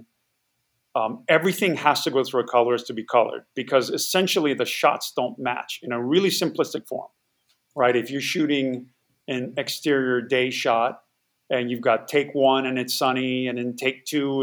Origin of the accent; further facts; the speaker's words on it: Hawaii, United States; moved away as an adult; I grew up in Hawaii